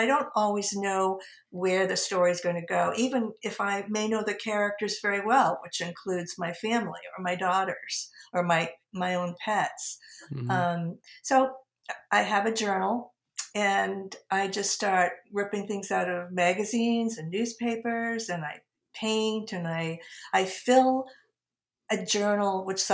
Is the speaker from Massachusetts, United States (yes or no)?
yes; outside of Boston, New England, Massachusetts, United States; now in Philadelphia region, United States; growing up, you know, outside of Boston